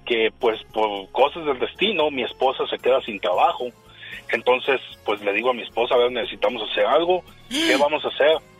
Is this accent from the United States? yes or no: yes; San Jose, California, United States; moved away as an adult; now in Reno, United States; yo vengo de San José, de San José, California. Yo nací y viví en San José, pues digamos que toda mi vida